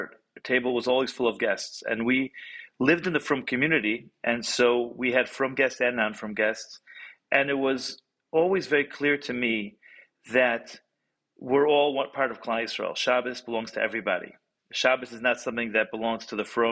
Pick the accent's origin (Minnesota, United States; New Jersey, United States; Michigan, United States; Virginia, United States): Michigan, United States; Detroit; also born or lived in Jerusalem, Israel / California / Cleveland, Ohio / New York; I've been living in Detroit, grew up in Detroit